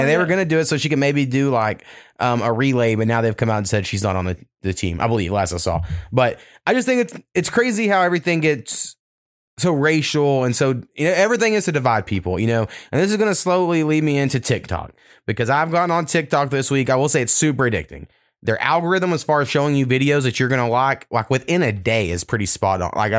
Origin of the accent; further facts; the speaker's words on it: the South, United States; I grew up black in the South, and you know, I was taught I didn't want people to judge me for the color of my skin